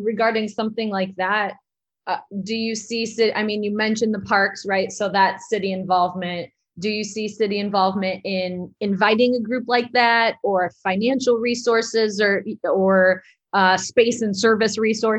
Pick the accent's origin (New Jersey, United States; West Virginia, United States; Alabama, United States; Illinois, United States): Illinois, United States; Elgin; So my organization, Side Street Studio Arts, is part of the downtown Elgin community, especially growing up in Elgin.